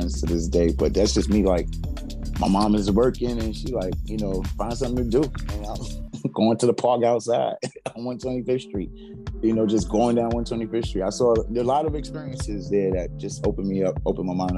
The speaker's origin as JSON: {"language": "English", "town": "New York City", "region": "New York", "country": "United States", "tie": "born or raised there", "lives_now": "Queens, New York, United States", "said": "I was coming from Brooklyn"}